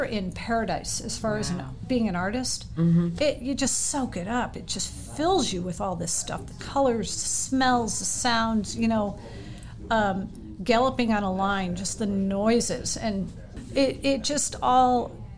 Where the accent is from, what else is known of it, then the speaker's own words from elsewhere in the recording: Maryland, United States; we grew up in Maryland